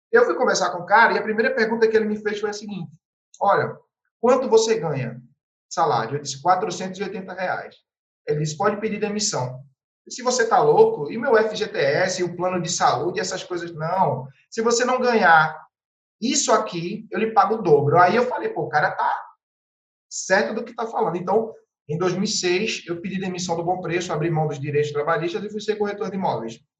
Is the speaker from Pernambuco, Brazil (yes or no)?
yes; Carpina, Pernambuco, Brazil; now in Recife, Brazil; Eu sou do interior de Pernambuco, de uma cidade chamada Carpina, que fica a cerca de 50 quilômetros da capital pernambucana, Recife. E vim para morar em Recife com 11 anos de idade